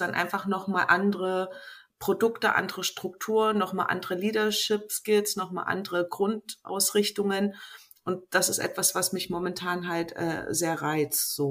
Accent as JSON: {"language": "German", "region": "East Germany", "country": "Germany", "tie": "born or raised there", "said": "ich bin halt in Ostdeutschland groß geworden"}